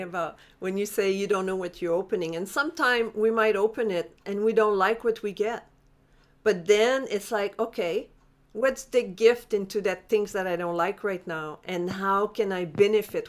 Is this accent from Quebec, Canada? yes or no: yes; Montreal, Quebec, Canada; moved away; I'm from Montreal originally